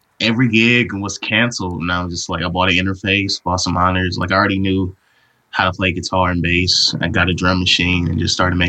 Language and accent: English; Oakland, California, United States; moved away as an adult; now in Los Angeles, United States; I'm from Oakland, California, San Francisco Bay Area.